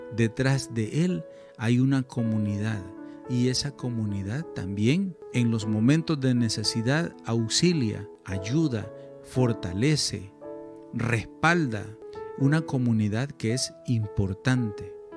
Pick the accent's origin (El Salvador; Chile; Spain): El Salvador; mi país, El Salvador